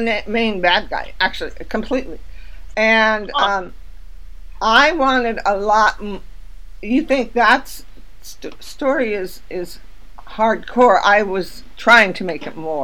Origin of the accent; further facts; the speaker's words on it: California, United States; I'm from California. I knew gay people when I was in high school